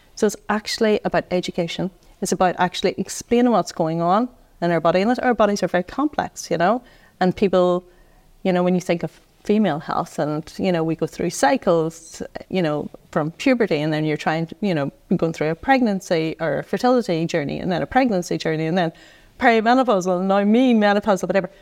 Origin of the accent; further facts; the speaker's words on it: Tyrone, Northern Ireland, United Kingdom; moved away as an adult; now in Dublin, Ireland; I come from Tyrone